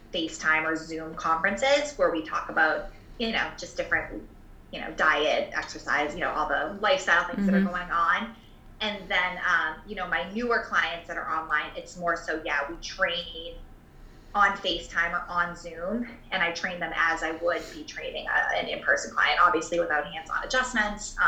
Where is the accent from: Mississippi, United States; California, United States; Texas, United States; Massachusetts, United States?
Massachusetts, United States; Boston; moved away as an adult; also born or lived in Rhode Island / Wisconsin; now in Rochester, United States; we are both from the Boston area